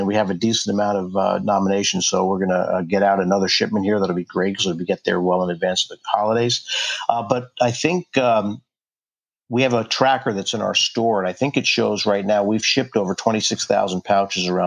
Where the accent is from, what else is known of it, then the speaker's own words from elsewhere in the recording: New York, United States; now in Anacortes, United States; I grew up in New York